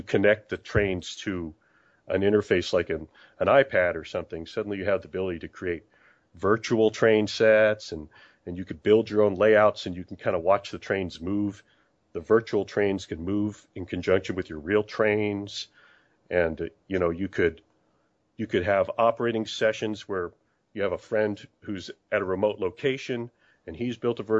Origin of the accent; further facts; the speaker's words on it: San Diego, California, United States; moved away as an adult; also born or lived in St. Louis; I grew up in San Diego